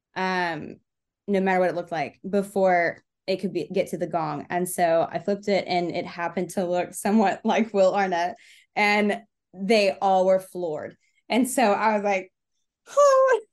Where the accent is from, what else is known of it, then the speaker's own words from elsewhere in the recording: Texas, United States; moved away as an adult; now in Memphis, United States; I was born and raised in Texas, but I came to Memphis for art school